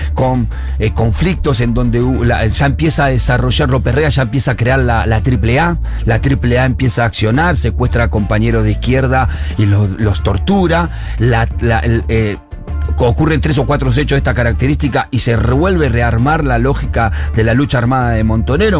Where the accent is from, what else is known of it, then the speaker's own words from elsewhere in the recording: Buenos Aires, Argentina; la Villa 7, que es en el barrio donde yo nací